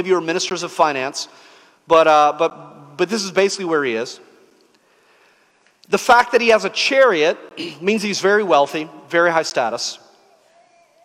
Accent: the South, United States; when I was growing up in the South

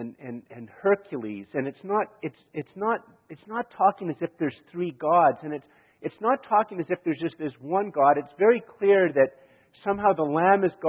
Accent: Canada; I'm from Canada.

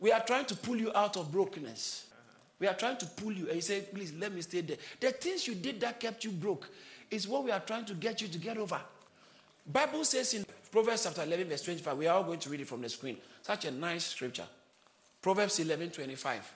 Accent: Ghana; I grew up in Ghana.

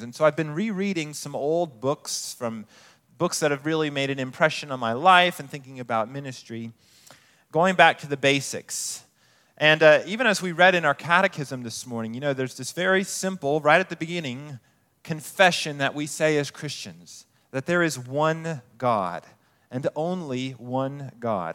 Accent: Colorado Springs, Colorado, United States; moved away as an adult; I grew up in Colorado Springs

